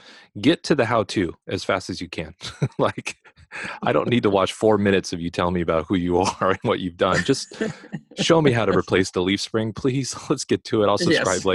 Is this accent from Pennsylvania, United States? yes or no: no; Los Angeles, California, United States; moved away; also born or lived in South Dakota; I'm from Los Angeles, California. So I'm from one of the earthquake capitals of the world